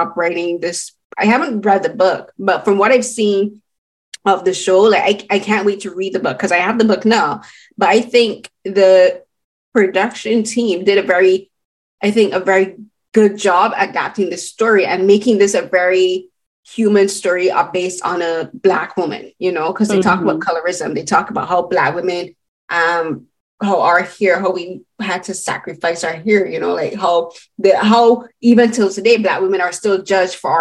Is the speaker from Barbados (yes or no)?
yes; Barbados; I'm Barbadian and I come from the Caribbean